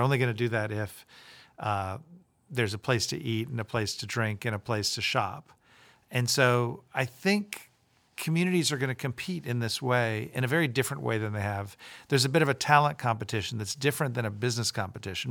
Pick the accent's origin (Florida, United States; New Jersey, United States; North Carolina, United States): Florida, United States; Tampa; moved away as an adult; I grew up in Tampa. I went to public school there